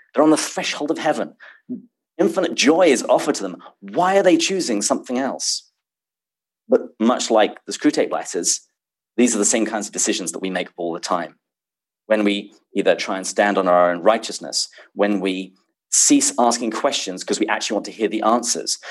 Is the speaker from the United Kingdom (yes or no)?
yes; England, United Kingdom; accent: British; also born or lived in Seattle; now in San Diego, United States; I was born and raised in England uh, before I came to bless America